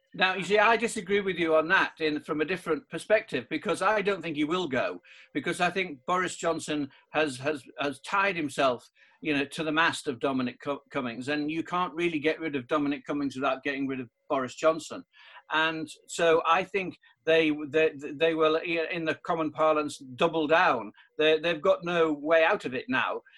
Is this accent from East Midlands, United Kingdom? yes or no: no; the Northeast, North East England, United Kingdom; I'm from the Northeast